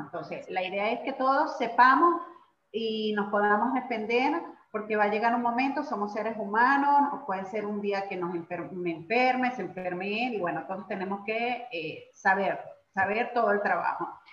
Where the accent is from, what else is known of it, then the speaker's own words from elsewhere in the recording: Caracas, Capital District, Venezuela; moved away as an adult; also born or lived in Guatire, Venezuela; now in Argentina; somos nacimos y todo en Caracas, pero bueno, posteriormente, pues que nos casamos, nos tocó vivir en Guatire un tiempo hasta que posteriormente nos vinimos para acá, para Argentina